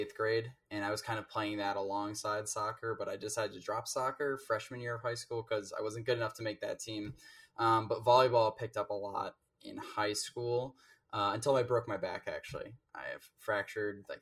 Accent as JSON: {"language": "English", "area": "north of Chicago", "region": "Illinois", "country": "United States", "moved": "as an adult", "lives_now": "Minnesota, United States", "said": "North of Chicago"}